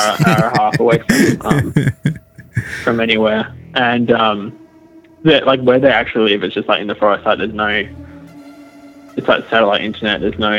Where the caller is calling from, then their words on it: Western Australia, Australia; I'm calling from Western Australia.